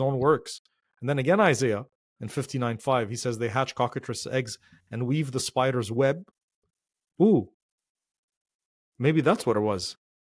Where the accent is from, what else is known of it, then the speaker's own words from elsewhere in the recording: Lebanon; moved away; the ones that I grew up with in Lebanon